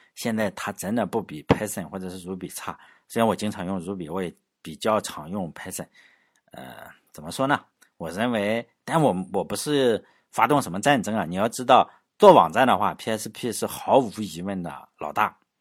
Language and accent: Chinese; Laiwu, Shandong, China; 相当于我老家旁边淄博哈，我老家是莱芜